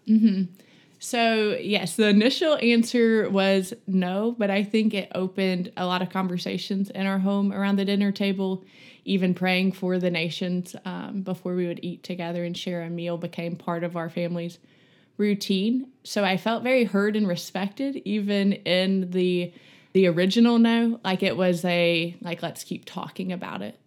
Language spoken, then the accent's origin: English; Montgomery, Alabama, United States; moved away as an adult; now in Birmingham, United States; I'm from Montgomery, Alabama. I grew up there.